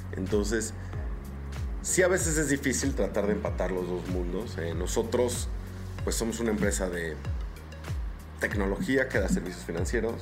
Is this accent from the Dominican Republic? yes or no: no; Mexico